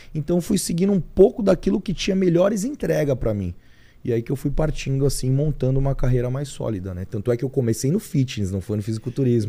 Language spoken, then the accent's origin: Portuguese; São Paulo, Brazil; eu nasci realmente aqui em São Paulo mesmo, São Paulo capital. E num, num bairro do Imirim, Cachoeirinha, meio que na região da Zona Norte mesmo